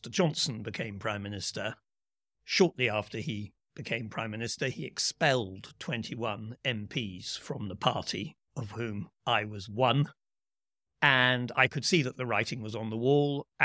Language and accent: English; United Kingdom; Uh, I'm a British politician